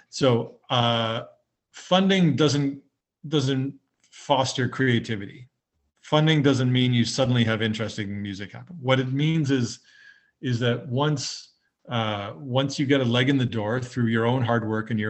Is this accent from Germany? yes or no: no; Canada; you know as a Canadian you go abroad and, and Canadian music will come up